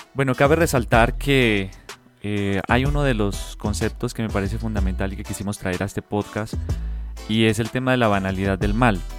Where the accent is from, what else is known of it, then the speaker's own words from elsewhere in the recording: Colombia; now in Mexico; como colombiano, no solo acá en México